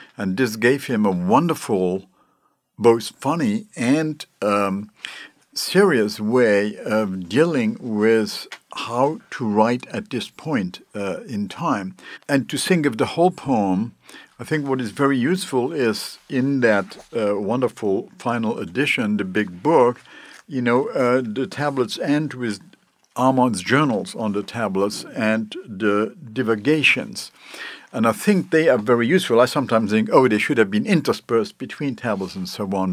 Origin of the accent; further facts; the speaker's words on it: Luxembourg; moved away; I come from Luxembourg originally